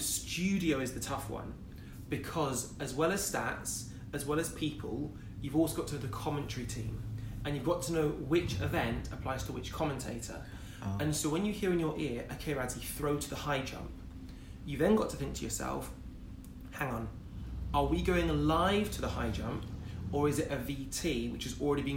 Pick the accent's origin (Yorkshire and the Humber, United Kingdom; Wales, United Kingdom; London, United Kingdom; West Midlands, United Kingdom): West Midlands, United Kingdom; Wolverhampton; moved away; also born or lived in Loughborough; I'm a boy from Wolverhampton, single parent family.